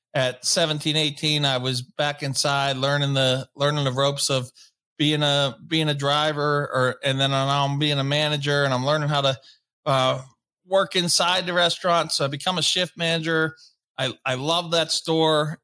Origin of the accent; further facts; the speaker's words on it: Pittsburgh, Pennsylvania, United States; also born or lived in Wilkes-Barre; we moved back from Wilkes-Barre to Pittsburgh